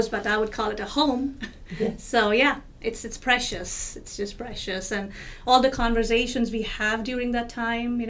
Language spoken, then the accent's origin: English; New Delhi, Delhi, India; moved away; I was born in New Delhi, India, and there's a lot of culture, there's a lot of values that I hold with myself from my country